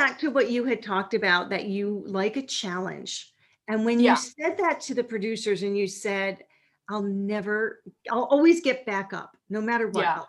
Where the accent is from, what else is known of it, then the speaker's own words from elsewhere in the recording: Minnesota, United States; from Minnesota was the first thing that flowed naturally out of my mouth